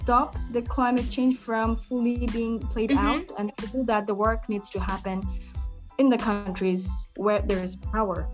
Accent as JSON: {"language": "English", "country": "Bangladesh", "tie": "born or raised there", "second_language": "English", "moved": "as an adult", "lives_now": "Germany", "said": "when I grew up in Bangladesh, I was always involved with social justice issues"}